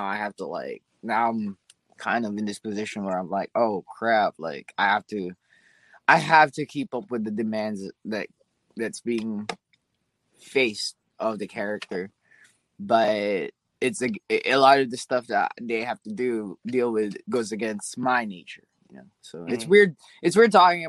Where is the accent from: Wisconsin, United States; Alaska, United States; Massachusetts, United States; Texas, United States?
Alaska, United States; I was from Alaska, so being stationed back in Alaska was cool